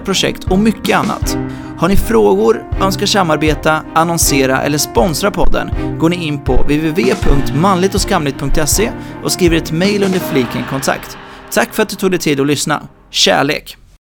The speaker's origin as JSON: {"language": "Swedish", "town": "Norrköping", "region": "Östergötland", "country": "Sweden", "moved": "yes", "lives_now": "Stockholm, Sweden", "said": "jag kommer från Norrköping"}